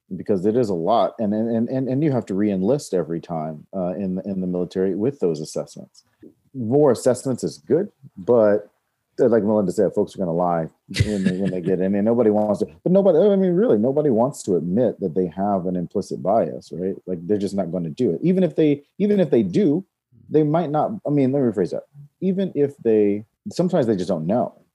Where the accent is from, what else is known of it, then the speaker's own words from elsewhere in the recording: North Carolina, Georgia, the South, United States; moved away as an adult; also born or lived in Raleigh / New York; now in Los Angeles, United States; I grew up in North Carolina, Georgia, and mostly the South